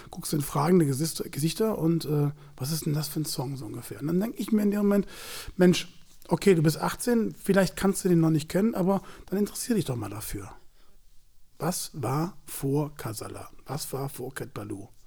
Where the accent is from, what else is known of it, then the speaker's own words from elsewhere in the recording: Cologne, North Rhine-Westphalia, Germany; Dann denke ich mir, du als Kölner solltest den kennen.